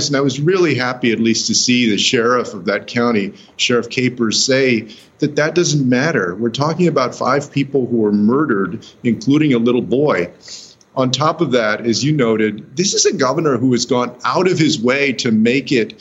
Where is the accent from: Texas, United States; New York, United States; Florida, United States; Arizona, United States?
Texas, United States; in my home state of Texas.